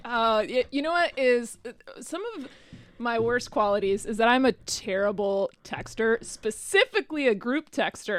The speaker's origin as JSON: {"language": "English", "region": "Arizona", "country": "United States", "tie": "born or raised there", "also_born_or_lived": "Tucson", "moved": "as an adult", "lives_now": "Cincinnati, United States", "said": "I live here in Cincinnati now, but I have not always. I'm from Arizona originally"}